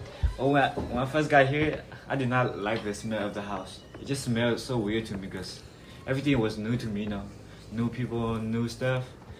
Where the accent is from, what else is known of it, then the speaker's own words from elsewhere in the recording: Thailand; now in United States; I'm 70 years old. I was born in Thailand, and I've been in the United States almost 10 years.